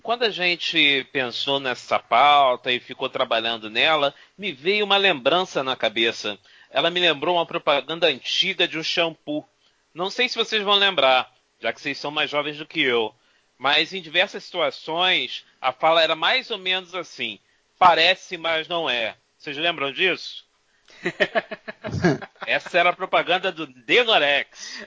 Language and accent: Portuguese; Brazil; como bom brasileiro, bons latinos